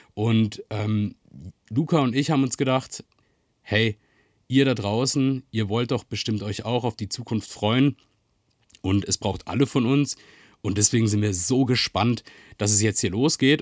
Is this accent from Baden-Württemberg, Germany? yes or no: yes; Freiburg, Baden-Württemberg, Germany; ich bin in Freiburg aufgewachsen